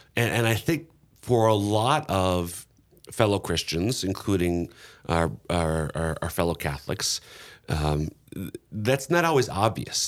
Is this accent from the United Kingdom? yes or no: no; Minnesota, United States; Minnesota, my home state